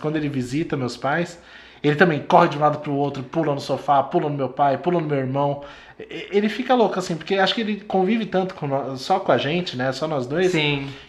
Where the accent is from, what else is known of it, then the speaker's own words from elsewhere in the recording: Santo André, São Paulo, Brazil; Eu, eu sou de Santo André, né?